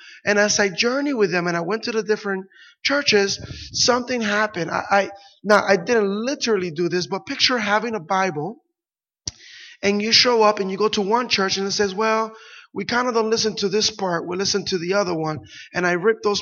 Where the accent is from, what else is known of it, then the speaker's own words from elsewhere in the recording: Puerto Rico; I grew up in Puerto Rico